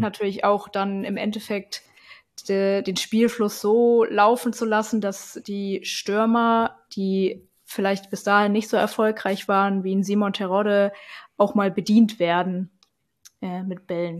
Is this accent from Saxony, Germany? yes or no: yes; Leipzig, Saxony, Germany; ich komme aus Leipzig, bin da auch aufgewachsen